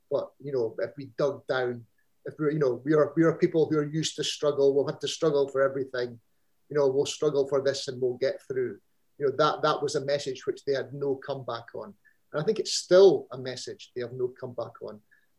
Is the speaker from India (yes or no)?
no; Scotland, United Kingdom; It's about how I see myself as a Scot.